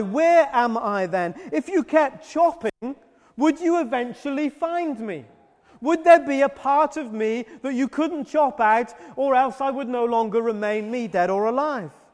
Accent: United Kingdom; I'm British

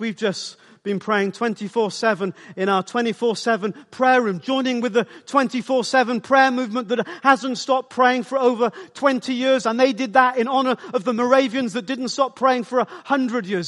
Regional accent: South Wales, United Kingdom; I grew up in South Wales

